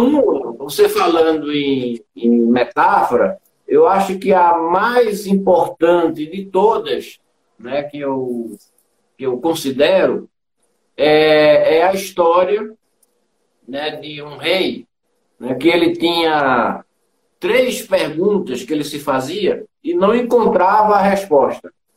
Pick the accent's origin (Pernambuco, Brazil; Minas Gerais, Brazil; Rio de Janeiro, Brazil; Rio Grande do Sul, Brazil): Pernambuco, Brazil; Recife; moved away as an adult; now in São Paulo, Brazil; eu sou de Recife, né? Hum. É, pernambucano. E vim para cá, para São Paulo, em 1983.